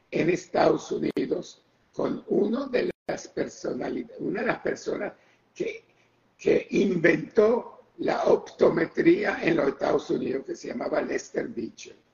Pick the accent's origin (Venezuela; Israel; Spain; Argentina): Israel; moved away; ok, yo vine de Israel ya con bastante buen inglés.